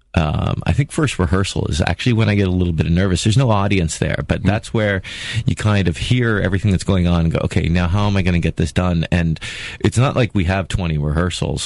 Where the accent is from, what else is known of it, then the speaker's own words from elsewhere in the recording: Toronto, Ontario, Canada; moved away as an adult; also born or lived in Czech Republic / Cincinnati, Ohio; I was born in born and raised in Toronto, Ontario